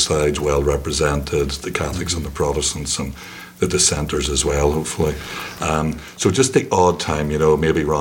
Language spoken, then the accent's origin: English; Belfast, Northern Ireland, United Kingdom; moved away as an adult; now in United States; compared to when I was growing up, you know, this is like, it's like paradise in Belfast now compared